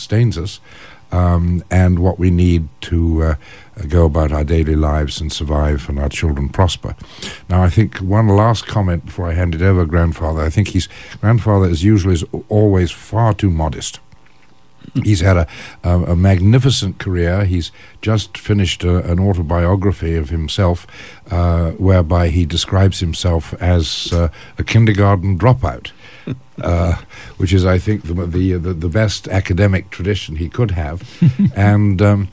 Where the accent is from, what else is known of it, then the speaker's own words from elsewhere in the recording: England, United Kingdom; as an Englishman